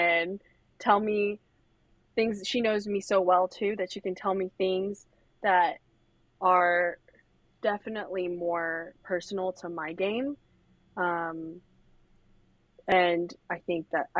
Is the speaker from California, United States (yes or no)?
yes; San Ramon, California, United States; I'm from California. I'm from the East Bay